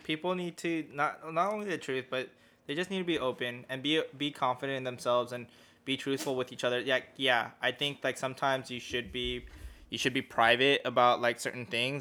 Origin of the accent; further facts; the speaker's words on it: United States; I'm just American. I'm from the U S